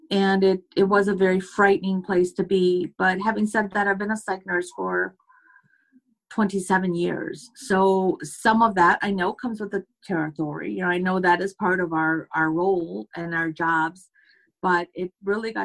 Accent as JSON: {"language": "English", "country": "United States", "said": "I'm from America."}